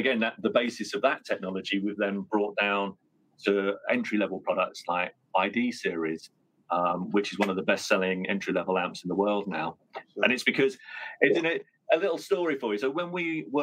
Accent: Colchester, East of England, United Kingdom; now in Northampton, United Kingdom; from Colchester, which is Britain's oldest town

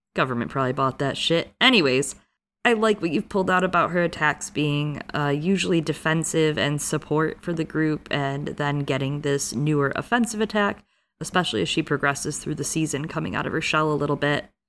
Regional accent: United States

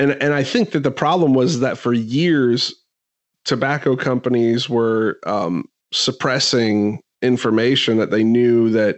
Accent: Central Florida, United States; we grew up in Central Florida, so NASCAR was like a big thing

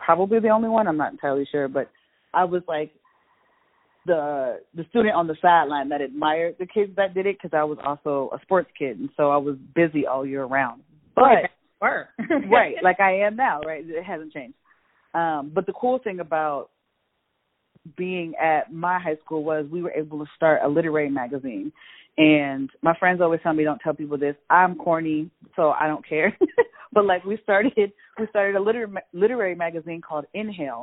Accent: Chicago, Illinois, United States; moved away as an adult; also born or lived in Mount Vernon, Iowa / Cedar Rapids, Iowa; I was born and raised in Chicago, and then I left to go to college at Cornell College in Mount Vernon, Iowa

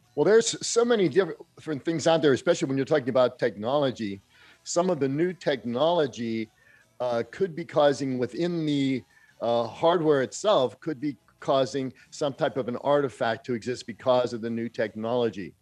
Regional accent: Pittsburgh, Pennsylvania, United States; growing up in Pittsburgh

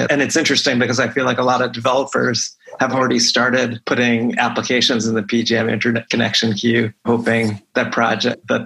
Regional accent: Pennsylvania, United States; also born or lived in Philadelphia; I'm happy to talk about my home state of Pennsylvania anytime

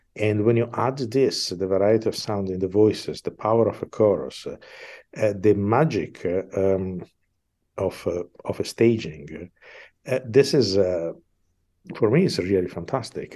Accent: Milan, Lombardy, Italy; English is a second language; moved away as an adult; I am from Milan

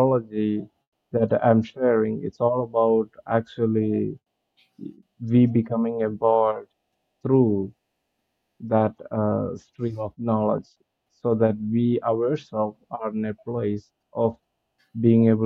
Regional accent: India; I'm coming from India and from the cultural setup that we have

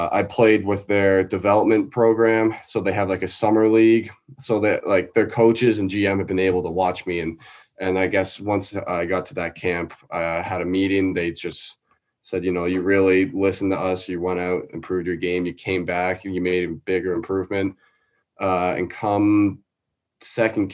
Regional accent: Cobourg, Ontario, Canada; I was born in Coburg

